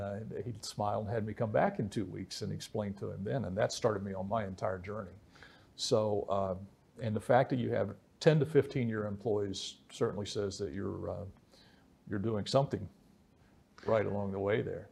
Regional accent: West Virginia, United States; where I grew up in West Virginia

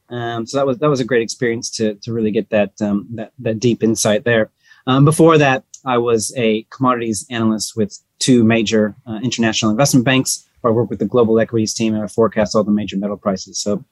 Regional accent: United States; moved away as an adult; also born or lived in Singapore; now in Australia; Well, I'm American by birth, but Australian by choice these days. I've been living in Australia about 20 years, although for the past 5 years, I had been in Singapore

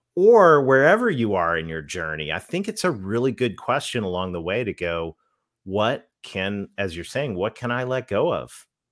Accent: Canada; but I'm Canadian

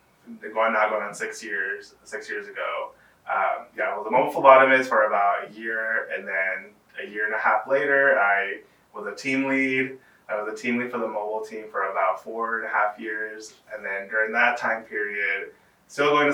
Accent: San Antonio, Texas, United States; I am born and raised here in San Antonio, Texas

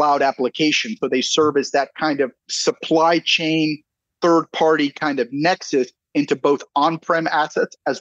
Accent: San Antonio, Texas, United States; also born or lived in California; I'm from San Antonio, Texas.

